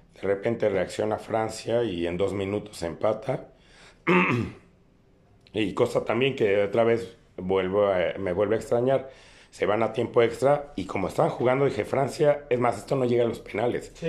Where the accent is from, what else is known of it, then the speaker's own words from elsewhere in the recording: Mexico; nosotros como mexicanos